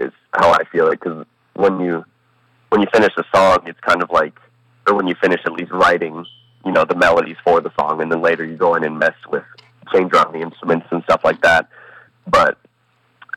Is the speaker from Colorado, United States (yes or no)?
yes; Colorado, United States; also born or lived in Columbus, Ohio / Toronto; Moved to Colorado when I was one